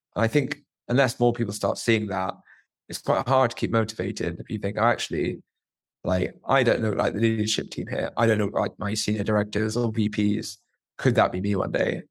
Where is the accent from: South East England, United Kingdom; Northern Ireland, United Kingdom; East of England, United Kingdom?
East of England, United Kingdom; Luton; I'm a guy that's born and bred in Luton